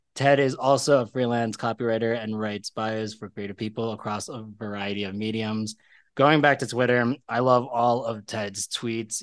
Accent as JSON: {"language": "English", "town": "Philadelphia", "region": "Pennsylvania", "country": "United States", "said": "I am from Philadelphia"}